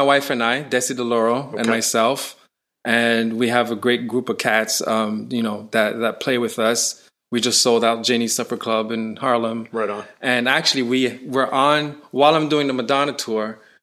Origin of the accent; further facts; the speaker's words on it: Canada; I'm from Canada, but even Canada, we're heavily influenced by the U.S.